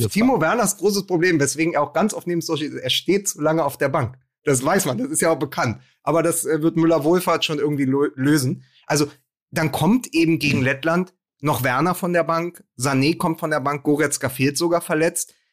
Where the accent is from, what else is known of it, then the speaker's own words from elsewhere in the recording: Austria; Wir als Österreicher hätten gern Ihre Probleme.